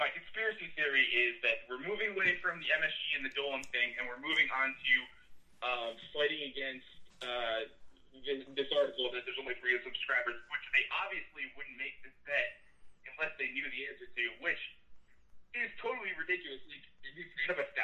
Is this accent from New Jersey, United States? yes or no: yes; New Jersey, United States; from New Jersey